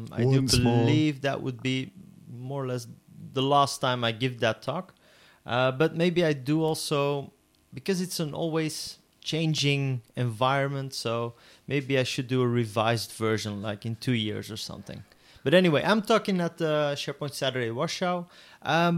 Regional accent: Antwerp, Flanders, Belgium; I am from Antwerp, and you know what they say about people from Antwerp

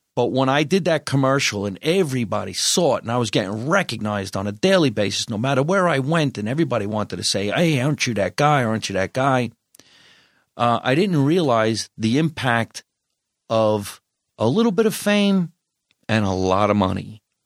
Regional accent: New Jersey, United States; moved away as an adult; also born or lived in New York City; now in Los Angeles, United States; I'm Italian, I'm from New Jersey

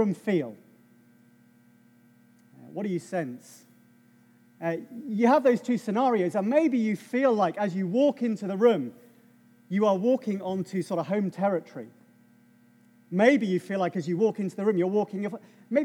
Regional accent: England, United Kingdom; I'm English

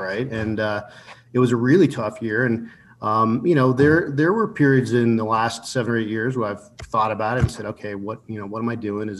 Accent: Houston, Texas, United States; moved away; also born or lived in Colorado; No, I grew up in Houston

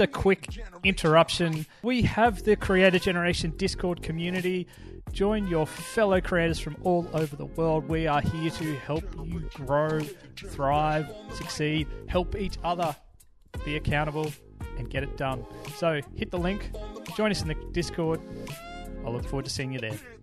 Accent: Australia; as an Australian

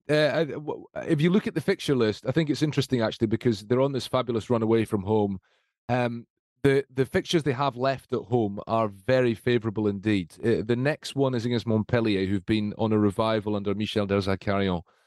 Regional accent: Scotland, United Kingdom; I say this as a Scot, I say this as a Scotsman

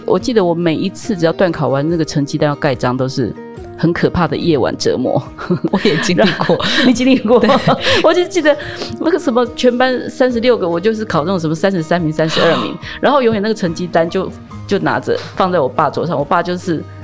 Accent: rural Taichung, Taiwan; 我是在台中乡下长大的孩子嗯。但是呢，我们又是属于乡下里面的正职家庭，所以在我母亲当县议员的时候生下我

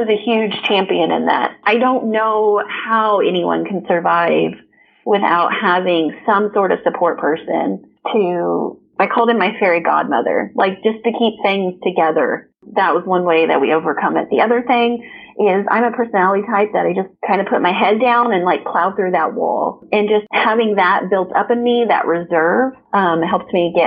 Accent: Evansville, Indiana, United States; also born or lived in Kansas City; my hometown in Evansville, Indiana

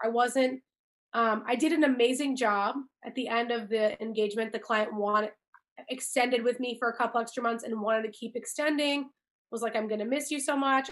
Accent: Chicago, Illinois, United States; moved away as an adult; also born or lived in California; grew up here, born and raised in Chicago

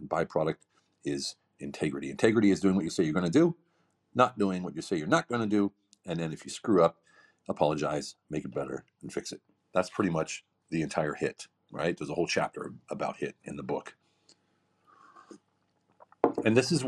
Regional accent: Pennsylvania, United States; moved away as an adult; also born or lived in Europe; I grew up in Pennsylvania

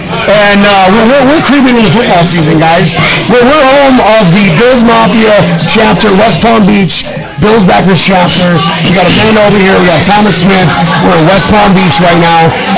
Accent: Philippines; I'm Filipino. I have that look, you know.

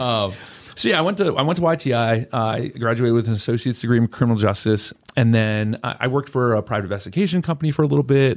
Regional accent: Lancaster County, Pennsylvania, United States; I'm born and raised in Lancaster County

